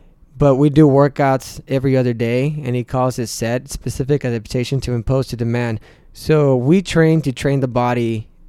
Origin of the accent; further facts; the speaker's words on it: Mexico; now in United States; representing my country, the U.S., and I wouldn't drop that Mexican flag on the floor because it is my home country